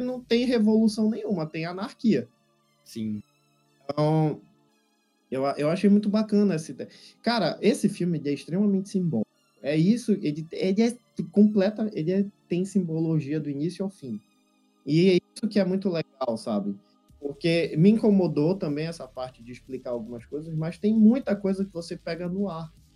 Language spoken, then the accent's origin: Portuguese; Brazil; como brasileiro que não desiste nunca